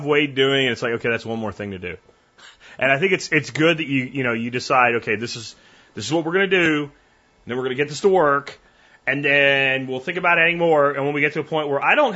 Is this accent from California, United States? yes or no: no; Pennsylvania, United States; moved away; growing up in Pennsylvania